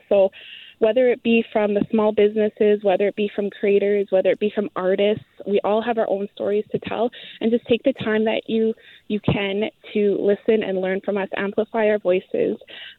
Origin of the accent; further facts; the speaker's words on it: Kamloops, British Columbia, Canada; I'm from Kamloops. I'm from the Kamloops Indian Band here